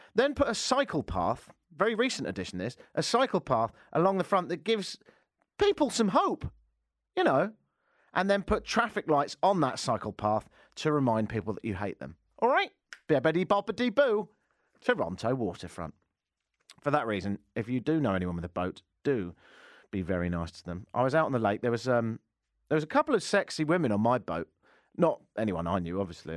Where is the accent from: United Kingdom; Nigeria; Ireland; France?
United Kingdom; England; moved away; I am a global dude, hence the, uh, accent. I'm English